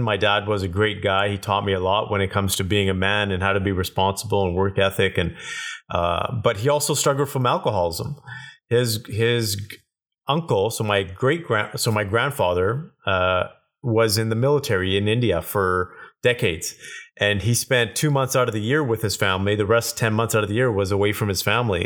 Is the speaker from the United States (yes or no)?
no; Kelowna, British Columbia, Canada; I grew up in Kelowna, British Columbia, so super small town at that time